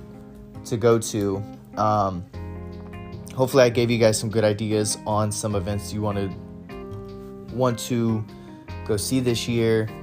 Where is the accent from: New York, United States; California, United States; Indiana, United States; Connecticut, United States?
Indiana, United States; New Castle; So Mount Lawn Speedway is in Newcastle, Indiana. It's actually my hometown.